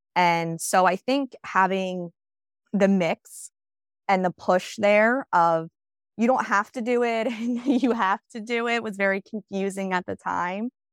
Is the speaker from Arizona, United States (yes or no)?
no; New Jersey, United States; I stayed pretty much fifteen minutes local to where I grew up